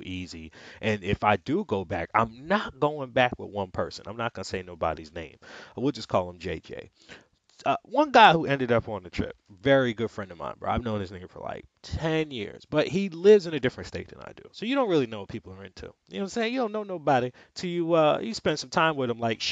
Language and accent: English; New York, United States; I'm from New York. Like, I've been robbed at gunpoint twice